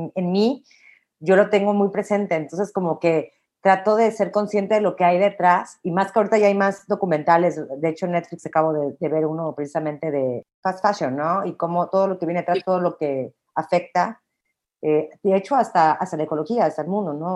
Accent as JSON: {"language": "Spanish", "country": "Mexico", "said": "como mexicana, como mujer"}